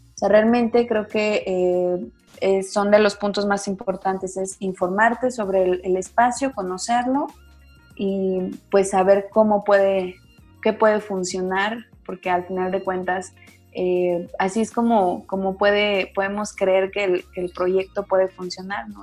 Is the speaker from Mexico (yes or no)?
yes; Zacatecas, Mexico; soy acá de, de Zacatecas